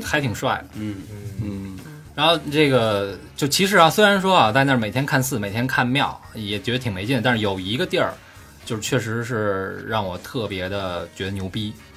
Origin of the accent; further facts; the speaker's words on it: China; 我们从中国来